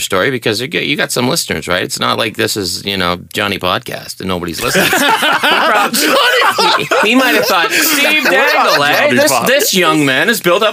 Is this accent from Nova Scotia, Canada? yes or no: yes; Pictou, Nova Scotia, Canada; my hometown paper